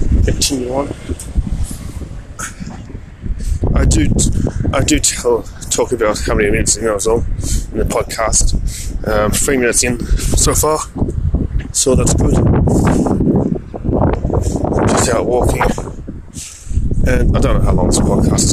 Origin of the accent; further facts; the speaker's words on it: Australia; I'm from Australia.